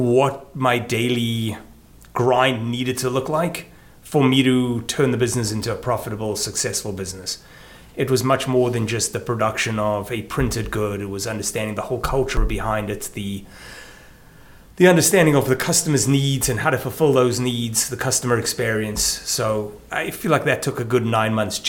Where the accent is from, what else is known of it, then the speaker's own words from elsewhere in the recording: South Africa; moved away as an adult; now in Baltimore, United States; I'm South African, born and bred, spent my first 26 years there.